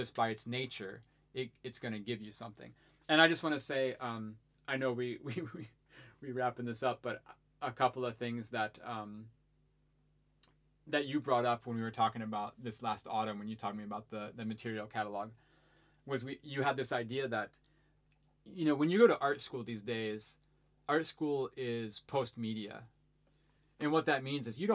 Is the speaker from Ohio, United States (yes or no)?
yes; Ohio, United States; as I was a teenager growing up in Ohio